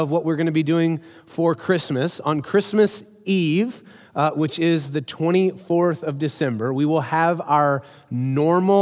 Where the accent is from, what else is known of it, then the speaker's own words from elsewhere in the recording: Midland, Texas, United States; I grew up in Midland, Texas. You guys know that. I rep West Texas loud and proud all the time